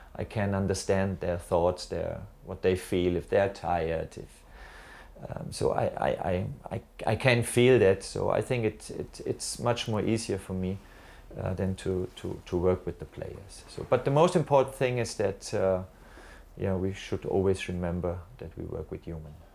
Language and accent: English; Germany; I'm originally from Germany